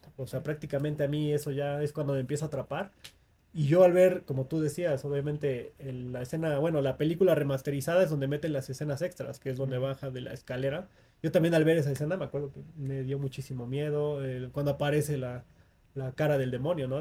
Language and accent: Spanish; Mexico; el folclore de nuestra cultura como mexicanos